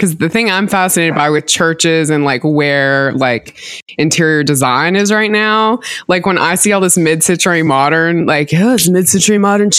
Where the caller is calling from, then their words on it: Sewanee, Tennessee, United States; I am surrounded by wood paneling in a rental house in Suwanee, Tennessee.